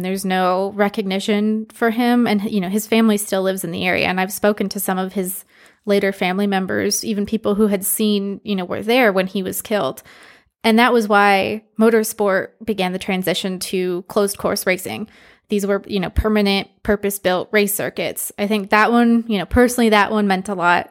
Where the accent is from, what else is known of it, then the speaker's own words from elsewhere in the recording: Michigan, United States; moved away as an adult; also born or lived in Philadelphia; now in Texas, United States; I grew up in Michigan, which has a very distinct car culture